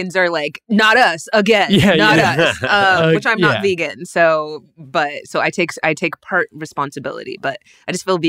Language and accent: English; Texas, United States; Well, I was being from Texas, I love whenever we're used as a size of measurement.